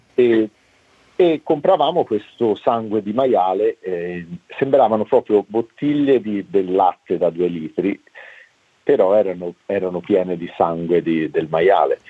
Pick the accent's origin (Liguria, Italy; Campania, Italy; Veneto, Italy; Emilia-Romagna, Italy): Campania, Italy; Naples; moved away as an adult; now in Hobart, Australia; quando mm, ero abbastanza giovane, eh, me ne sono andata da Napoli